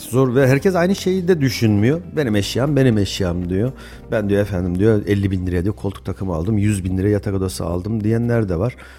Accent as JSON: {"language": "Turkish", "region": "Kayseri Province", "country": "Turkey", "said": "ben Kayseriliyim."}